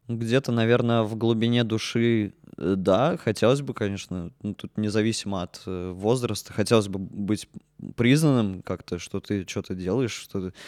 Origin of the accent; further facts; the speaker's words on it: Orenburg, Orenburg Oblast, Russia; moved away as an adult; also born or lived in Yekaterinburg; now in Murmansk, Russia; Я из Оренбурга учился в Екатеринбурге 4 года